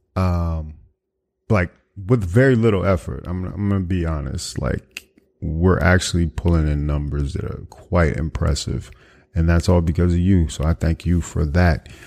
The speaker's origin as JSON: {"language": "English", "town": "Washington", "country": "United States", "tie": "born or raised there", "moved": "yes", "said": "my hometown of, uh, you know, the, the Washington metropolitan area"}